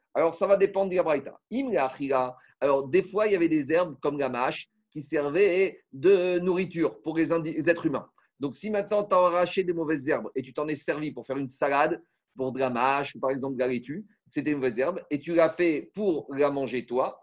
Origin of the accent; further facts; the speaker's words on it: France; chez nous en France